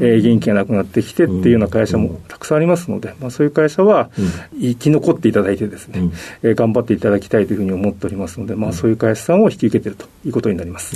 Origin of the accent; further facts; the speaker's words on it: Sapporo, Hokkaido, Japan; also born or lived in Hakodate, Hokkaido; 北海道の函館で生まれで、札幌で育ちました。